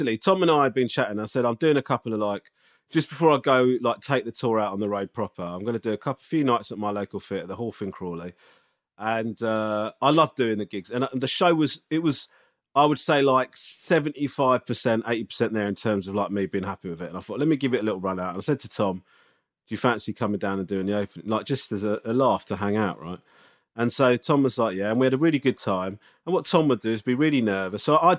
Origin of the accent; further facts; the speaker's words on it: Japan; now in London, United Kingdom; I'm originally from Japan and I'm half Japanese, but I've now lived in London for almost 16 years.